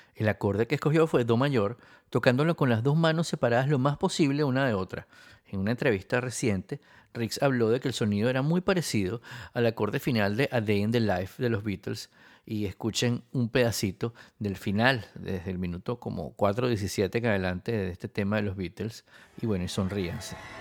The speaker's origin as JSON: {"language": "Spanish", "country": "Venezuela", "also_born_or_lived": "Spain", "said": "yo también soy venezolano y español"}